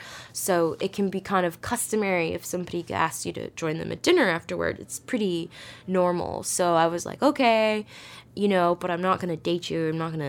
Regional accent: the Bay Area, California, United States; I'm from California, the Bay Area, and my age is 31.

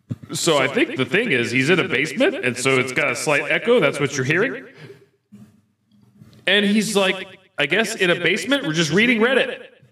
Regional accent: the South, United States; We are from the South.

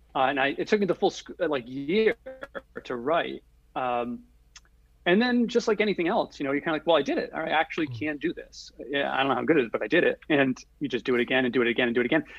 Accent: Providence, Rhode Island, United States; also born or lived in Los Angeles; I grew up in Providence, Rhode Island

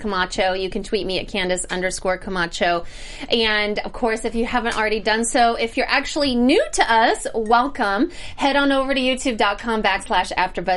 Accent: Missouri, United States; I am from Missouri.

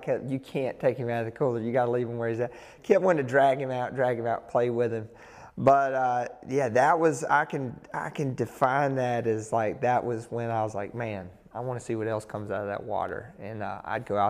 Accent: Roxboro, North Carolina, United States; I am from Roxburgh, North Carolina, which is a small town in Person County, right outside of Raleigh-Durham

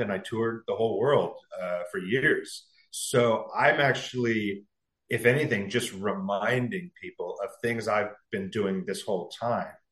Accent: San Diego, California, United States; moved away as an adult; also born or lived in Los Angeles, California; now in New York, United States; I'm from San Diego originally. So my whole life up to this year has been a California mm-hmm. guy

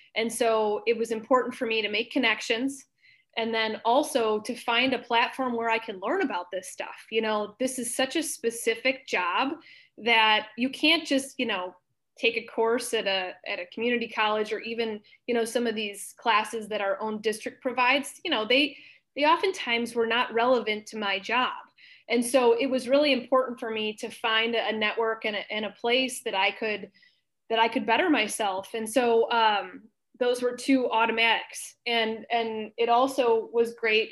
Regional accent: Libertyville, Illinois, United States; I grew up in Libertyville, Illinois

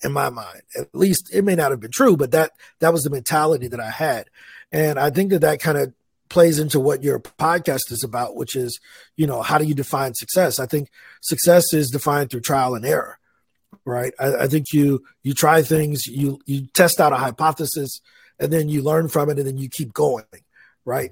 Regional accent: East St. Louis, Illinois, United States; moved away as an adult; now in Medellin, Colombia; I grew up in East St. Louis, Illinois

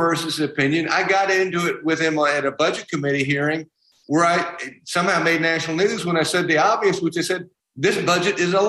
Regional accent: South Carolina, United States

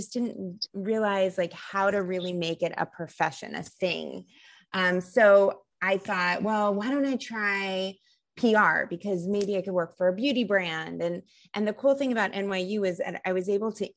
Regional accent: New Jersey, United States; I'm from the East Coast. I'm from New Jersey, and growing up in the 90s

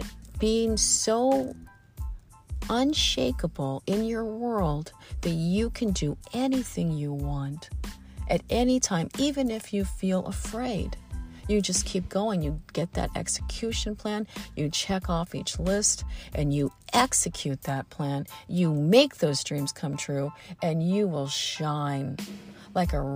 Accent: Midwest, United States; all the oak trees I grew up with in the Midwest

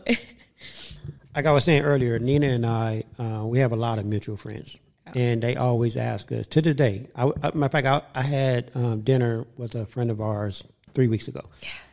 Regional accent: Los Angeles, California, United States; I grew up in South Central

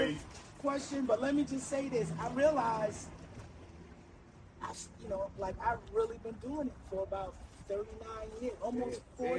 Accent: New York City, New York, United States; also born or lived in Staten Island; I'm from Bed-Stuy.

